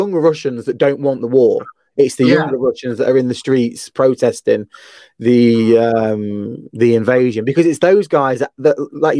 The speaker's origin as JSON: {"language": "English", "region": "England", "country": "United Kingdom", "said": "I'm English"}